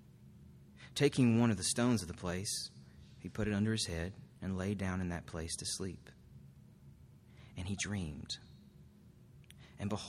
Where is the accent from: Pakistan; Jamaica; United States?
United States